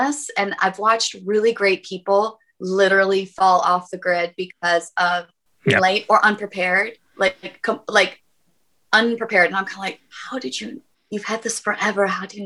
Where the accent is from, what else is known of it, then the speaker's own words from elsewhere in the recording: about 45 minutes from Buffalo, New York, United States; moved away; which is like 45 minutes from my hometown.